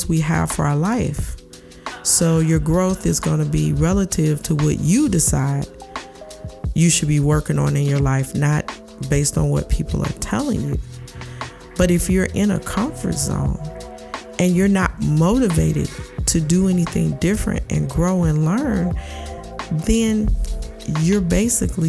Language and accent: English; St. Louis, Missouri, United States; I'm from the Midwest, and in my city, St. Louis